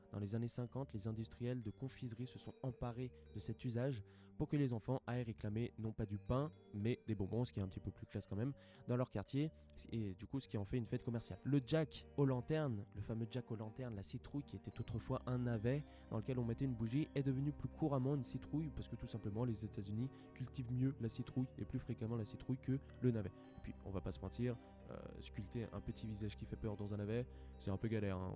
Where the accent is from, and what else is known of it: France